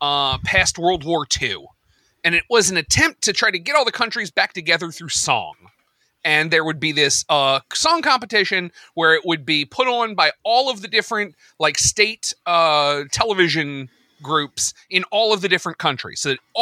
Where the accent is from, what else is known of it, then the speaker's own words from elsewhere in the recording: United States; as an American